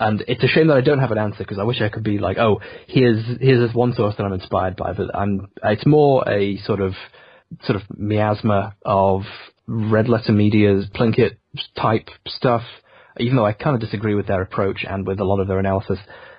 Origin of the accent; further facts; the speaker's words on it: England, United Kingdom; being British, being English, had this premium where people listen to you.